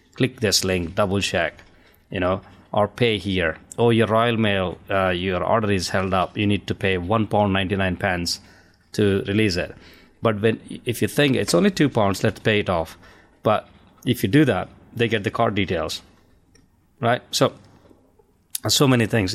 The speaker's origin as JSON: {"language": "English", "country": "India", "moved": "yes", "lives_now": "United Kingdom", "said": "I'm an Indian, uh, my, I'm originally from India. I have a, an accent here"}